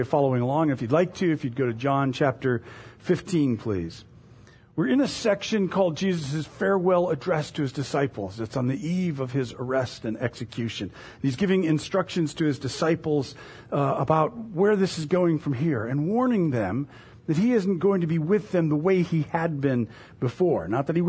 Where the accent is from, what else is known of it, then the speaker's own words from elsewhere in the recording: Florida, United States; moved away as an adult; When I was 21, I moved from Florida to Indiana. And I got to, it was northern Indiana, and I got there in late November.